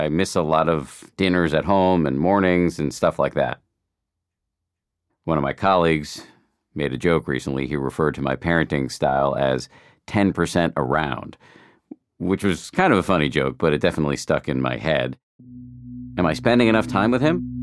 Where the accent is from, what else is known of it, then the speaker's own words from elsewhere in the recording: Boston, Massachusetts, United States; moved away; I grew up in Boston, and my parents are still there